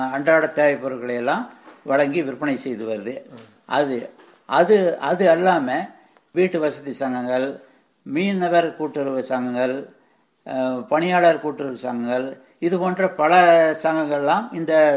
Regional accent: Vellithiruppur, Tamil Nadu, India; also born or lived in Paruvachi / Coimbatore; நான் ஈரோடு மாவட்டம் வெளித்திருப்பூரில் ஊரை சேர்ந்தவன் நான் என்னுடைய பிறந்த ஊர் வந்து எங்களுடைய பாட்டி தாத்தா வீடான பருவாச்சியில் நான் பிறந்தேன்

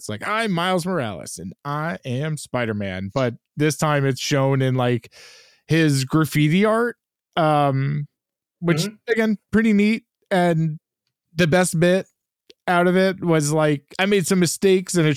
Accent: New York, United States; As a New Yorker

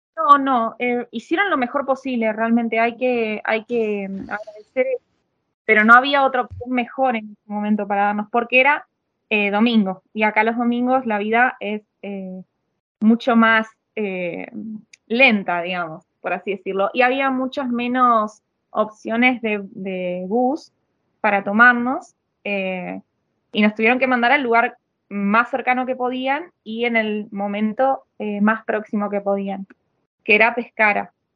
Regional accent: Miramar, Buenos Aires Province, Argentina; moved away as an adult; now in Italy; nosotros venimos de Miramar

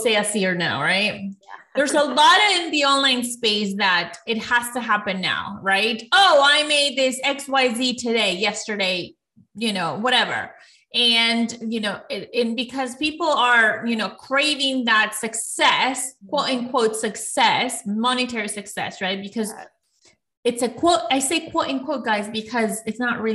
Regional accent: Ecuador; moved away; I'm from Ecuador, and when I moved to this country

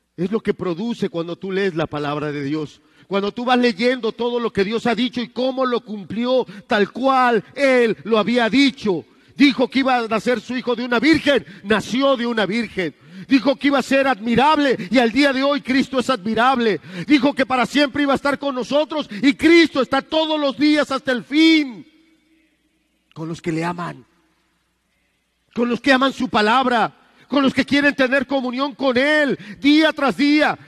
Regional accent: Mexico

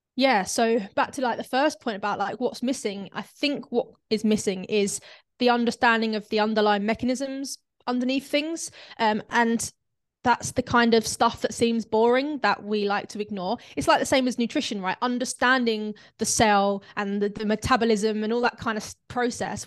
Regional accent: London, United Kingdom; now in North of England, United Kingdom; I'm from South London, but I'm actually living up north.

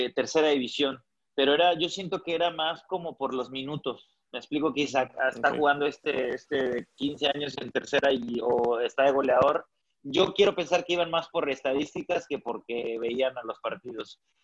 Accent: Ciudad Victoria, Tamaulipas, Mexico; yo soy de Ciudad Victoria

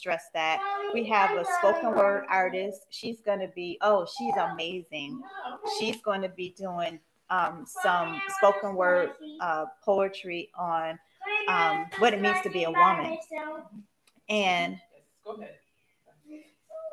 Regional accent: Buffalo, New York, United States; now in Marietta, United States; Buffalo, New York, my hometown

